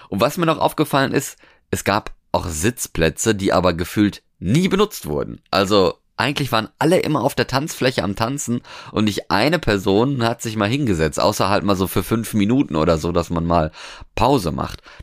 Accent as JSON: {"language": "German", "country": "Norway", "tie": "born or raised there", "said": "ich bin ja jetzt in Norwegen quasi aufgewachsen"}